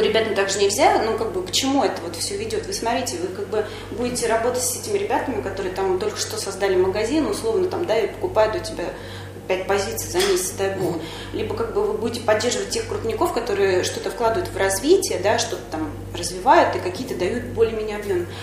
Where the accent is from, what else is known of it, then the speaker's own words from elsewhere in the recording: Kaluga Oblast, Russia; я сама из Калужской области, и родители у меня проживают там же